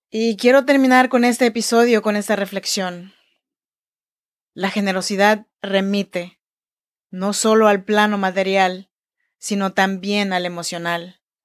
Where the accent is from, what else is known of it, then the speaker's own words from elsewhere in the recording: Oaxaca, Mexico; now in Sacramento, United States; Yo nací en Oaxaca, México, en la región chinanteca y así se saluda en chinanteco.